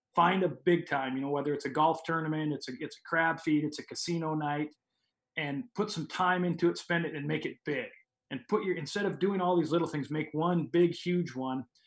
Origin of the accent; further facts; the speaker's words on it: Montana, United States; moved away as an adult; also born or lived in Jamestown, North Dakota; now in Oregon, United States; I grew up in Montana